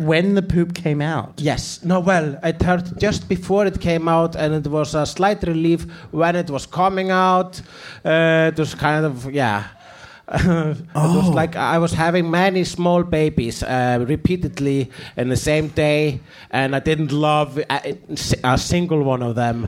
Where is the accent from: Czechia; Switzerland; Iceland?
Iceland; English is a second language; I'm an Icelandic person